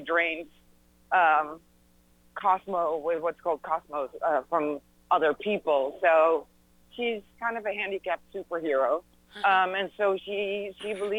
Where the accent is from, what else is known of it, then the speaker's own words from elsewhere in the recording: Netherlands; moved away as an adult; now in United States; I was born and raised in the Netherlands